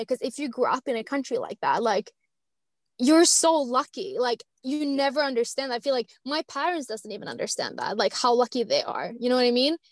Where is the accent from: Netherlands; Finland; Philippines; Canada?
Finland; first language Swedish; English is a second language; moved away as an adult; also born or lived in Wilmington, Delaware, United States / Los Angeles, California, United States / London, United Kingdom; now in Alicante, Spain; I'm from Finland originally, but I moved to the States, lived on the East Coast for one year in Wilmington, Delaware as an au pair